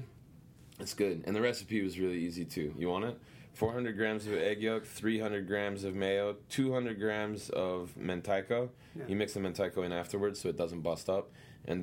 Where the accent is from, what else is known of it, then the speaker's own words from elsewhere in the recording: Western Maryland, United States; now in Brooklyn, United States; I grew up in Western Maryland